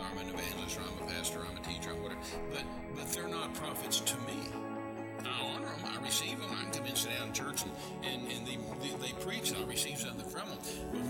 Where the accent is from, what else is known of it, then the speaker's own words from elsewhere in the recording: West Texas, United States; also born or lived in Mexico; I was a missionary in Mexico, and I was from West Texas